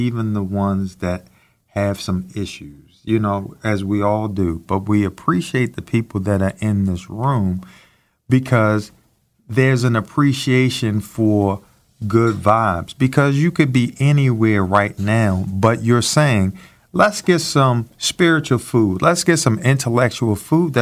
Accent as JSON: {"language": "English", "town": "Baltimore", "region": "Maryland", "country": "United States", "said": "I'm from Baltimore, too"}